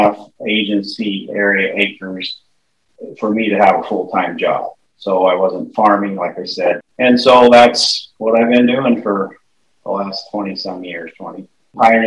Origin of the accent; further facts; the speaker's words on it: Bassett, Nebraska, United States; also born or lived in Atkinson, Nebraska; I'm originally from this area. I'm from Bassett, which is 30 miles west